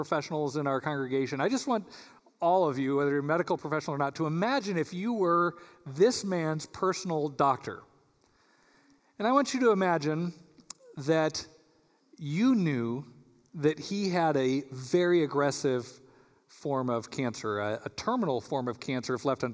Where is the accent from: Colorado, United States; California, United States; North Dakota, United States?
Colorado, United States; now in Michigan, United States; I'm from Colorado